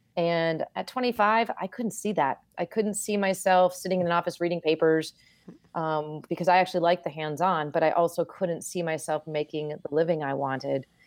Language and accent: English; Vermont, United States; moved away as an adult; I grew up in Vermont.